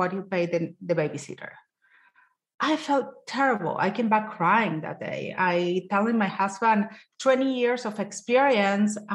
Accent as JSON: {"language": "English", "country": "Argentina", "moved": "as an adult", "lives_now": "United States", "said": "I'm Latina. I'm Jewish. I came back from Argentina when I was 24 and I came to this country"}